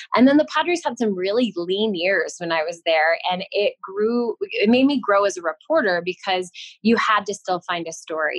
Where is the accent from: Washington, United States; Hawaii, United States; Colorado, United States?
Colorado, United States; Denver; moved away; also born or lived in Los Angeles / San Diego; growing up in Denver, obviously we had the Rockies on TV